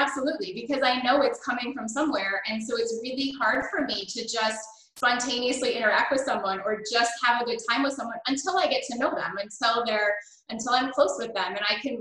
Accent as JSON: {"language": "English", "town": "Buffalo", "region": "New York", "country": "United States", "tie": "born or raised there", "also_born_or_lived": "Canada", "said": "I grew up, I was born in Canada. And my family moved to Buffalo, New York when I was in second grade"}